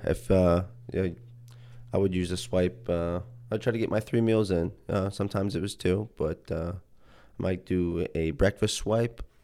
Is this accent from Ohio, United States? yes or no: yes; Youngstown, Ohio, United States; also born or lived in Akron, Ohio; I grew up in Youngstown, Ohio, about an hour away from